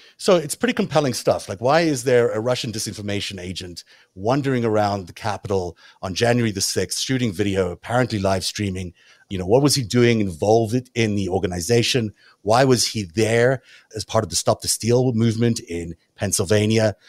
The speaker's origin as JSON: {"language": "English", "country": "South Africa", "accent": "South African", "said": "my South African accent"}